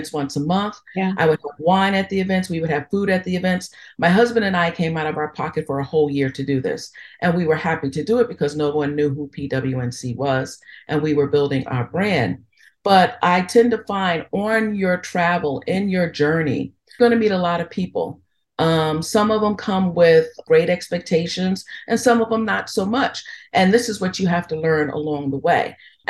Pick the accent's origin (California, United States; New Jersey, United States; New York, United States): New York, United States; moved away; also born or lived in Philadelphia; growing up in New York